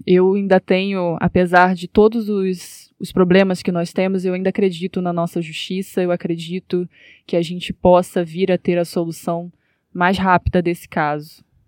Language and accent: Portuguese; Rio de Janeiro, Brazil; Eu venho, né, da, da zona norte do Rio de Janeiro